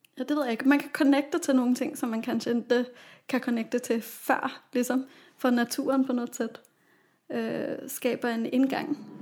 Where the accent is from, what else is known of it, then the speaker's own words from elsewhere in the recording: Copenhagen, Capital Region of Denmark, Denmark; moved away as an adult; also born or lived in Gothenburg; now in Sweden; i min hemstad Köpenhamn